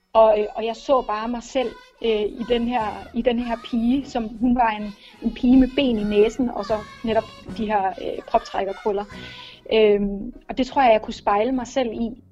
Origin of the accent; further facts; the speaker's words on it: Lolland, Zealand, Denmark; Jeg er opvokset på Lolland